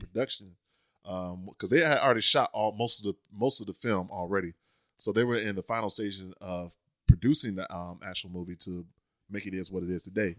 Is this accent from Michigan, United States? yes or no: no; Leesburg, Florida, United States; moved away; also born or lived in Orlando; I'm from Orlando, but my hometown is a little town called Leesburg